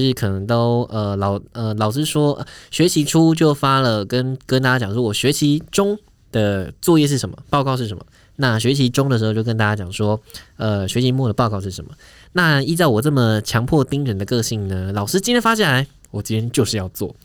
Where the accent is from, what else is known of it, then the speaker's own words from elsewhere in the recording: Pingtung County, Taiwan; moved away as an adult; also born or lived in Taipei; 他跟我是同一县市的， 就是我们都是屏东人